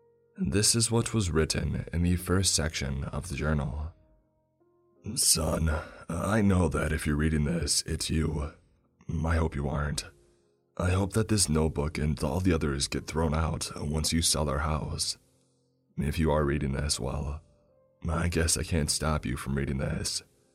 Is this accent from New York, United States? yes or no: yes; Brooklyn, New York, United States; I'm from Brooklyn. I used to think these summers there were hot, but this was something else.